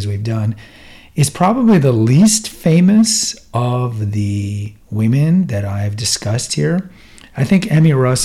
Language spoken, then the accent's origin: English; Houston, Texas, United States; I grew up in Houston.